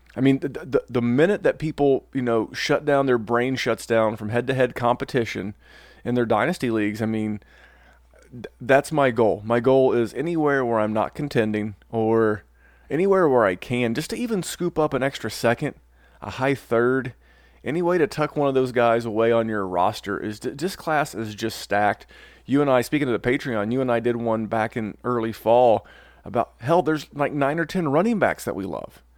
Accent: the South, United States; my southern people

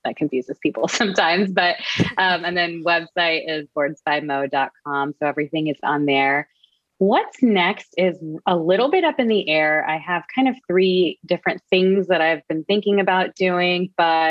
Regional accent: Texas, United States; moved away as an adult; now in Boston, United States; I'm originally from Texas

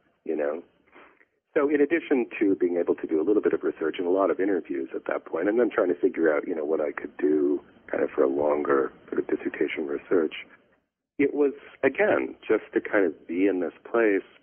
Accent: Flint, Michigan, United States; also born or lived in Southeast Asia; now in Chicago, United States; in Flint, Michigan. You know, went to school there, grew up there

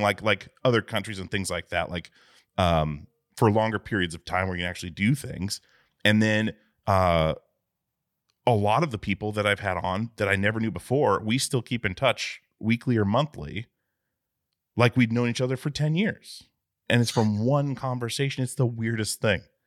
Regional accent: Alaska, United States; I grew up in Alaska

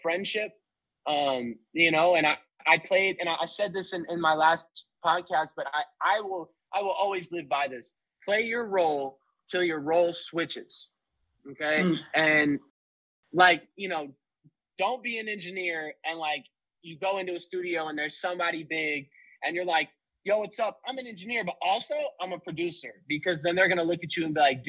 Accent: Florida, United States; also born or lived in Missouri; I'm from Florida. So like … is a Florida legend. Like I was raised in Florida, born in Missouri.

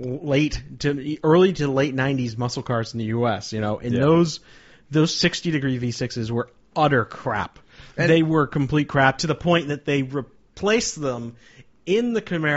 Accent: United States; I grew up in the 1980s and 1990s in America

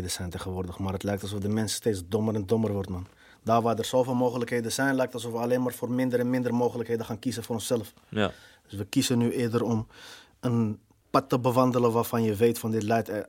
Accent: Morocco; Ja, ik ben Marokkaan, dus ik hoor in deze hoek.

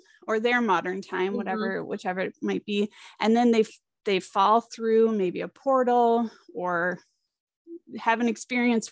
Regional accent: Minnesota, United States; growing up in Minnesota

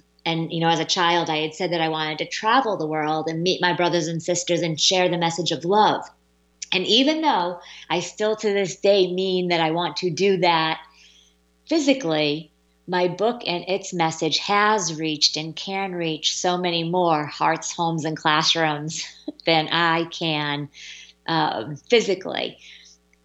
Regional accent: Massachusetts, United States; moved away; my home state of Massachusetts

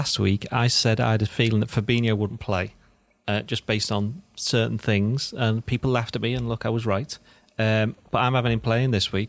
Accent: Southampton, South East England, United Kingdom; I am from Southampton.

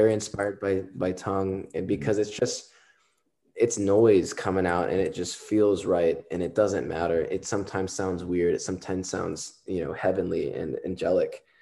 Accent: Southern Texas, United States; I'm from Texas, Southern Texas

